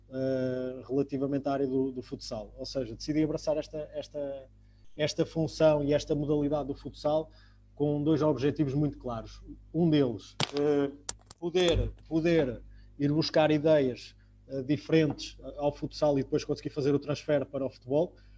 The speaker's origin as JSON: {"language": "Portuguese", "town": "Coimbra", "region": "Centro", "country": "Portugal", "tie": "born or raised there", "said": "o clube da minha cidade, de, de, Coimbra"}